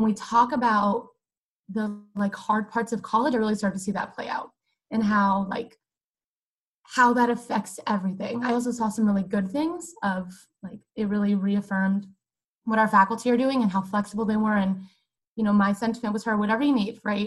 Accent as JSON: {"language": "English", "town": "Weeki Wachee", "region": "Florida", "country": "United States", "said": "I am from the City of Live Mermaids, Wikiwachi, Florida"}